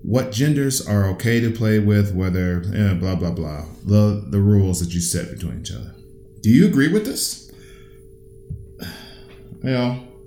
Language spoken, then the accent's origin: English; United States; I was raised in raised in the United States.